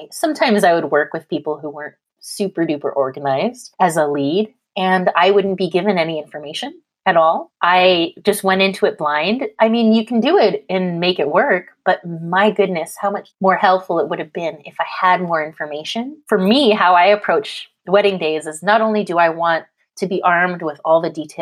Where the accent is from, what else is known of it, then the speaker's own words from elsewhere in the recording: Canada; now in California, United States; I'm Canadian, I live in California